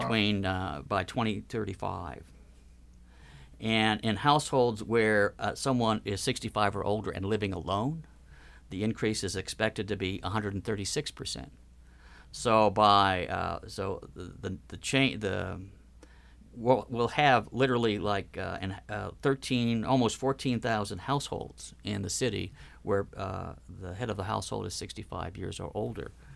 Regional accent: Ohio, United States; now in Minnesota, United States; I grew up in Ohio

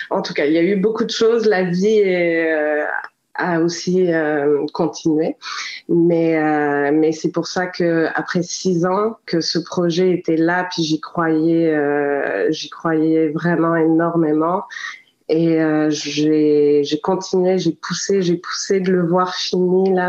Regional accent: Quebec, Canada; also born or lived in Africa; en tant que Québécoise, j'ai vraiment eu ce feeling que j'ai pas eu une vie conventionnelle. J'ai eu une vie où j'ai euh, j'ai beaucoup voyagé, je suis née, j'ai grandi en Afrique

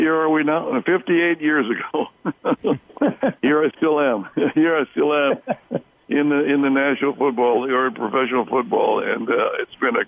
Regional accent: Sagar, California, United States; my hometown of Sagar, California

